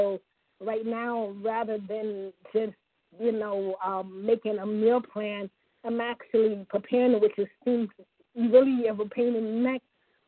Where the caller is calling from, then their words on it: Ohio, United States; Oh, Ohio, the Buckeye State.